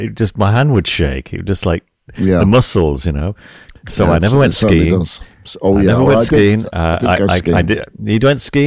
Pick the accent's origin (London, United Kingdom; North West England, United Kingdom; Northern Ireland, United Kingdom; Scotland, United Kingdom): North West England, United Kingdom; St Helens; moved away; my hometown in the northwest of England. St. Helens, little town